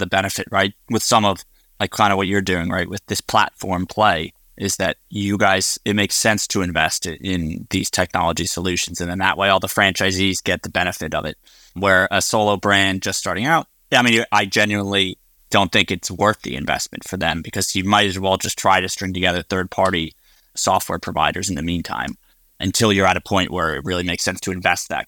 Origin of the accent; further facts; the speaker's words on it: Northeast, United States; I grew up in the Northeast.